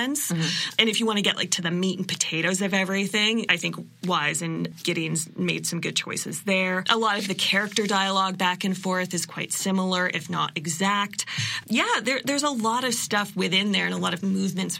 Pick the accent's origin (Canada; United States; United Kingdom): Canada; being Canadian and from Canada as a settler, our history here as a settler is only so long